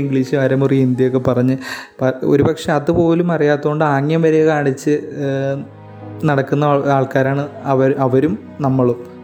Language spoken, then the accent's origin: Malayalam; Kerala, India; നമ്മൾ കേരളത്തിൽ നിന്നുള്ള ടീം